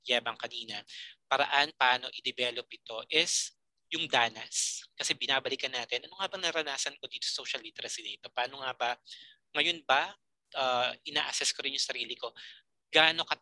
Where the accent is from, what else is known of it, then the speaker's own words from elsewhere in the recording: Philippines; Being a Filipino